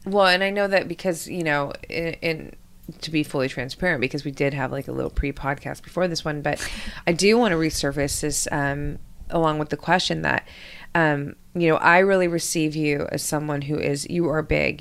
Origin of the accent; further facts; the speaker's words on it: Hawaii, United States; moved away as an adult; also born or lived in New York / Europe; I moved from Hawaii to New York.